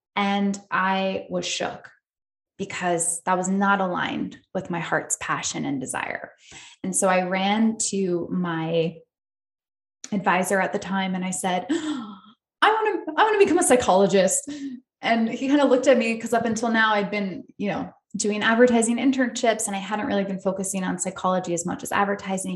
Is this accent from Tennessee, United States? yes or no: no; upstate New York, United States; moved away as an adult; also born or lived in Australia; now in California, United States; I grew up in upstate New York